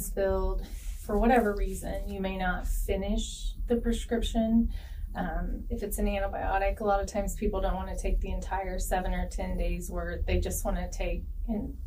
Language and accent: English; Knox County, Indiana, United States; I grew up in Knox County. I graduated from South Knox High School, and I went to Vincent University